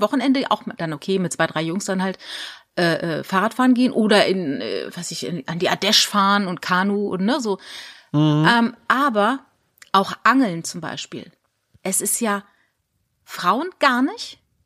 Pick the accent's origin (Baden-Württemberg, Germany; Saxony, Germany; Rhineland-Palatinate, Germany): Rhineland-Palatinate, Germany; moved away; also born or lived in Landau; ich bin ja in der Pfalz groß geworden